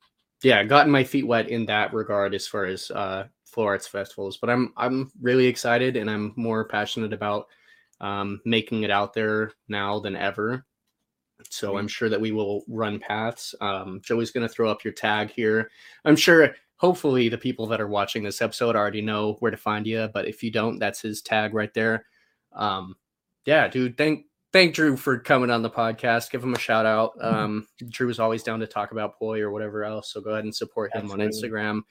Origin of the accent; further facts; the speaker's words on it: Salt Lake City, Utah, United States; now in Boise, United States; I grew up in Salt Lake City, but Boise, Idaho is where I'm currently living.